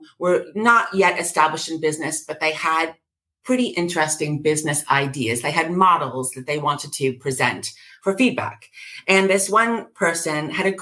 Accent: United States; accent: New York; moved away as an adult; now in London, United Kingdom; I was raised in America, as you can hear from my drawl

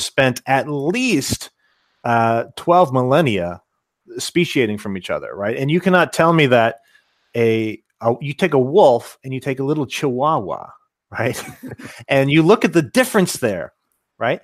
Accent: Cincinnati, Ohio, United States; moved away; I'm originally from Cincinnati

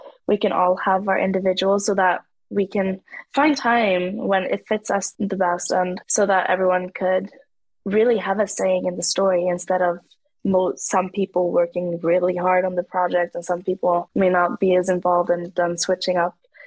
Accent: Norway; I'm half native Norwegian, so I have a whole different story on the side from Africa as well

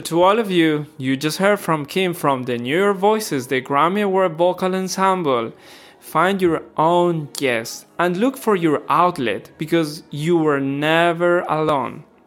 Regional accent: Ecuador; moved away; I'm from Ecuador

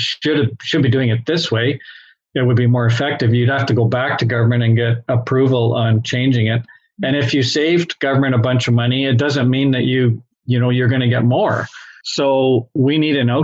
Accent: Canada; now in Treaty 1, Canada; I grew up in Treaty 3. I live in Treaty 1

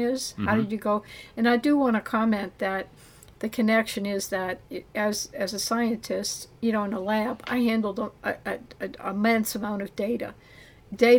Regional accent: New Orleans, Louisiana, United States; I'm from New Orleans. I grew up, around all four grandparents.

